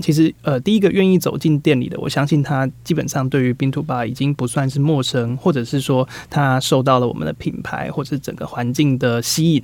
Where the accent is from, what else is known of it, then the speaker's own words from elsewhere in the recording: Taiwan; 知道我们是台湾人的